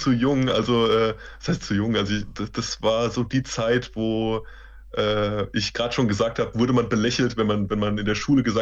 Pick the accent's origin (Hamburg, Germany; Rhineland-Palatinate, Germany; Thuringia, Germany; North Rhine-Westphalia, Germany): Rhineland-Palatinate, Germany; Mainz; also ich bin Mainzer der Bub, Frank Frankfurt ist in der Nähe